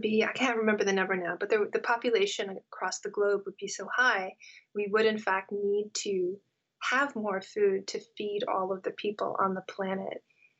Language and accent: English; California, United States; know-it-all American kid growing up in California